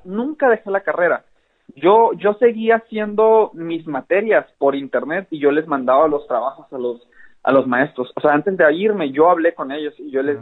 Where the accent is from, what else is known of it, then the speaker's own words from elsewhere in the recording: Hermosillo, Sonora, Mexico; also born or lived in Mexico City; soy de Hermosillo, Sonora. Eh, nací y vivo aquí